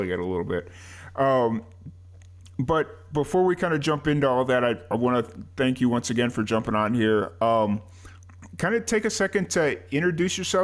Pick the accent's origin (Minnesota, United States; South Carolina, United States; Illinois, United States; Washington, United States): Illinois, United States; Chicago; now in Central Texas, United States; I grew up in Chicago